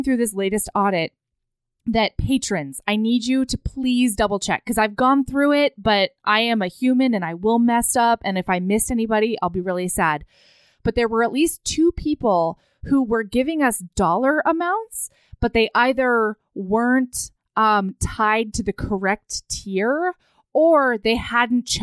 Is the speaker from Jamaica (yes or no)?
no; Hawaii, United States; I grew up in Hawaii